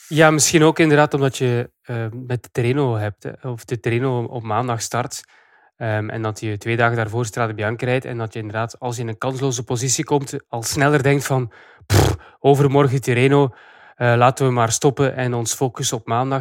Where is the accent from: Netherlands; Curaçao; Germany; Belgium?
Belgium; als Belgen